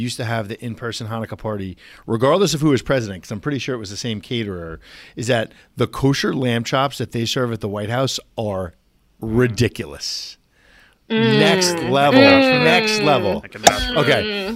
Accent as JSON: {"language": "English", "town": "New York City", "region": "New York", "country": "United States", "also_born_or_lived": "Washington, D.C.", "said": "Brooklyn, and I lived in D.C. for 4 years"}